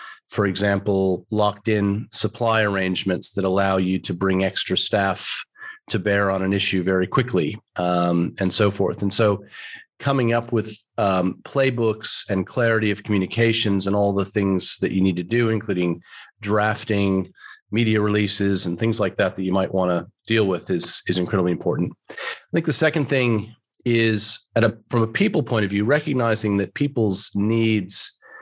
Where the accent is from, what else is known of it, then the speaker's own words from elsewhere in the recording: New York, United States; moved away as an adult; also born or lived in Melbourne, Australia / United Kingdom; now in Australia; I'm from New York originally